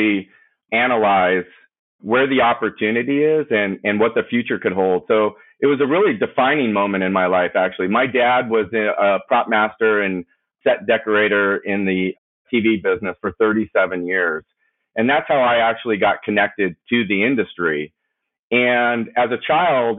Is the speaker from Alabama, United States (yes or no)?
no; Simi Valley, California, United States; I grew up in Ventura County, specifically Simi Valley